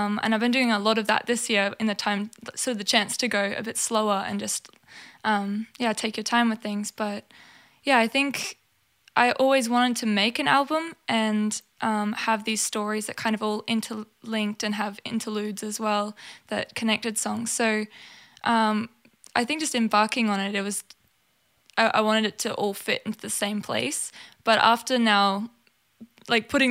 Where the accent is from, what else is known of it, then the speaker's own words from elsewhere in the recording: Townsville, Queensland, Australia; growing up in Townsville